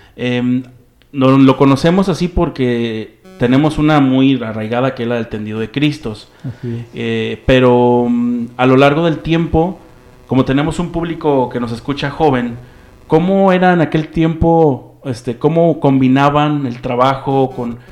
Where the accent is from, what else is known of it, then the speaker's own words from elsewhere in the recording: San Martín Hidalgo, Jalisco, Mexico; somos de San Martín, así sin el Hidalgo